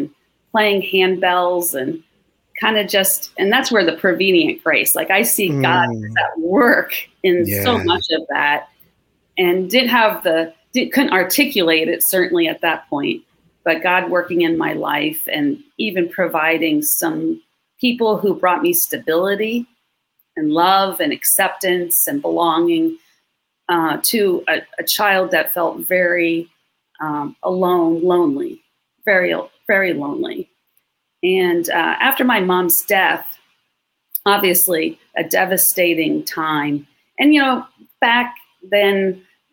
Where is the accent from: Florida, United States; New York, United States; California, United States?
New York, United States; Long Island; now in Melbourne, United States; I grew up in New York and went to church kind of here and there